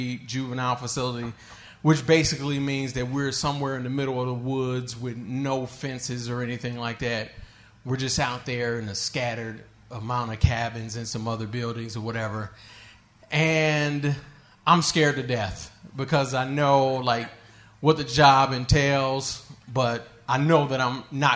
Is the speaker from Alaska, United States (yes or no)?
no; Michigan, United States; where I'm from Michigan